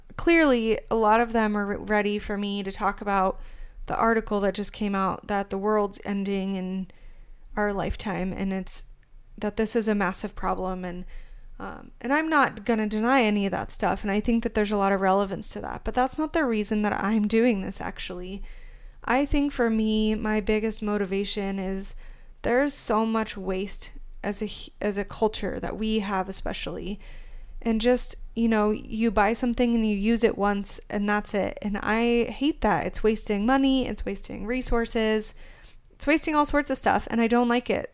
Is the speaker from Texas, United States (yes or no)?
no; Arizona, United States; moved away as an adult; now in Kansas City, United States; Originally, I'm from Arizona. I lived there until about a year ago.